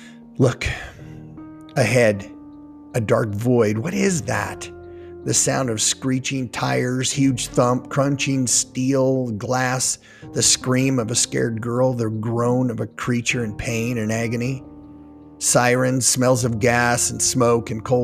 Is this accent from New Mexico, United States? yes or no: no; Wyoming, United States; now in Utah, United States; I'm from Utah. I've lived here nearly 30 years, and I'm a transplant from Wyoming.